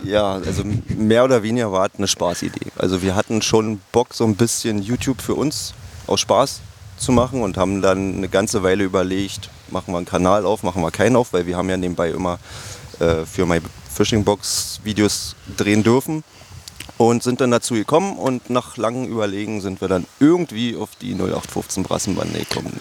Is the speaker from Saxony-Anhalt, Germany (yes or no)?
yes; Altmark, Saxony-Anhalt, Germany; Ich komme auch hier aus der Altmark. Also die Altmark ist ja hier nicht weit weg. Wir sind ja so ziemlich an der Grenze. Bin hier auch groß geworden